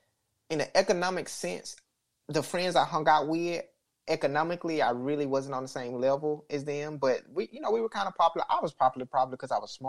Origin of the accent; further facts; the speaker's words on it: Alabama, United States; growing up in Alabama, I grew up in a racially segregated town